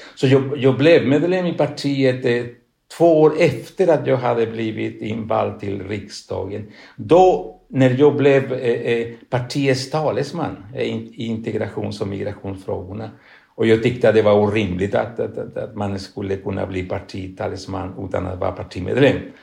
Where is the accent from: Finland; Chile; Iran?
Chile; Swedish is a second language; moved away as an adult; also born or lived in Spain; now in Sweden; jag kom från Sydamerika, från Chile.